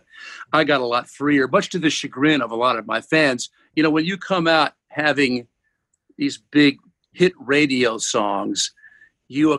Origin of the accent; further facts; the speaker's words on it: Williamsburg, Virginia, United States; also born or lived in Richmond, Virginia / Los Angeles; I was born in Richmond, and I grew up in Williamsburg, 50 miles down the road, and this is where I am now